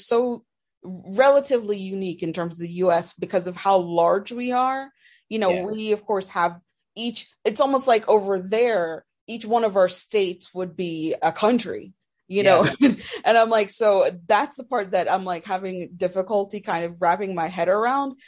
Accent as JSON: {"language": "English", "country": "Jamaica", "tie": "born or raised there", "said": "growing up in Jamaica, where it was heavily influenced by the British"}